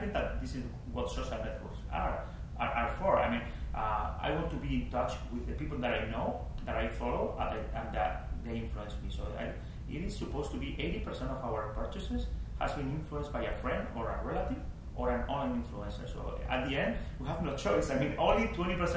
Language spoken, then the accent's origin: English; Spain; first language Spanish; English is a second language; moved away as an adult; also born or lived in Miami, United States / New York, United States; now in United States; I'm from Spain